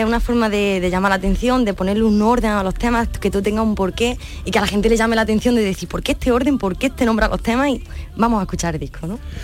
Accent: Úbeda, Andalusia, Spain; Mi pueblo es el mármol

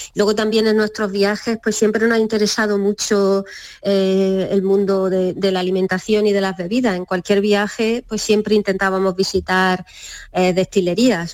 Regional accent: Almería, Andalusia, Spain; moved away as an adult; also born or lived in Madrid; now in Fondón, Spain; los dos somos de Almería

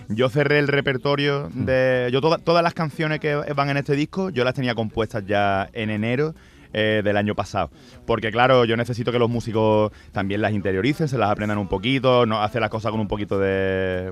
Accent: Andalusia, Spain; yo soy andaluz

